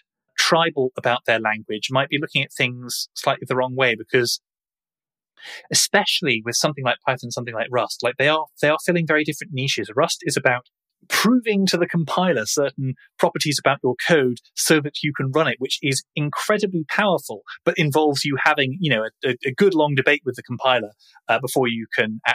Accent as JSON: {"language": "English", "country": "United Kingdom", "accent": "British", "said": "If you haven't guessed from my accent, we are based in the UK"}